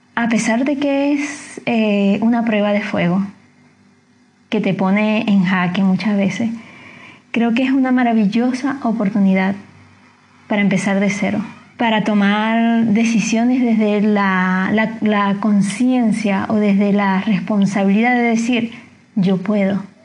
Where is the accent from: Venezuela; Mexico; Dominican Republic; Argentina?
Venezuela; moved away as an adult; now in Chile; como venezolano, como inmigrante